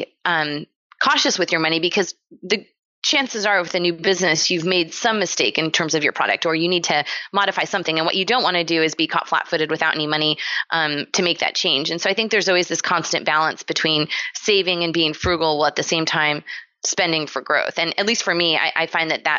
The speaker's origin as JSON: {"language": "English", "town": "San Diego", "region": "California", "country": "United States", "tie": "born or raised there", "said": "I grew up in San Diego, California"}